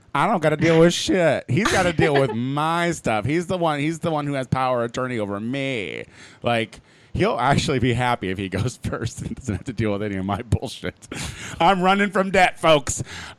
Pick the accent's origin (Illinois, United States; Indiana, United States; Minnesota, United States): Illinois, United States; Clinton; born or raised there; moved away